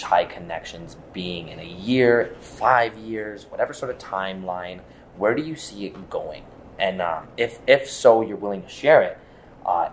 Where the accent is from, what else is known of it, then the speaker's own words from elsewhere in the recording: Edmonton, Alberta, Canada; I'm born and raised in Edmonton